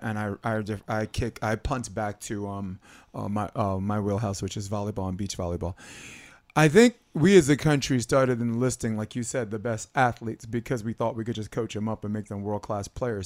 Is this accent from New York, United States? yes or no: yes; Brooklyn, New York, United States; I grew up in Brooklyn